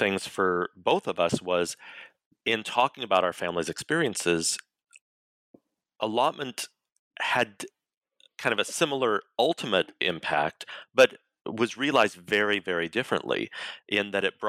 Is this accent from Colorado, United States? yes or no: yes; Colorado, United States; So I'm a Cherokee Nation citizen. I was born and raised in Colorado.